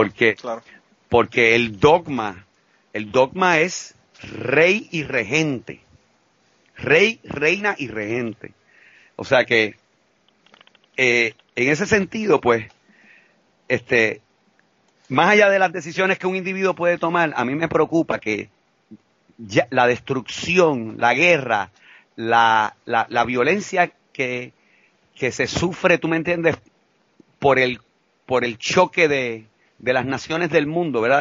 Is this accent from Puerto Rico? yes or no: yes; Puerto Rico; fuimos los puertorriqueños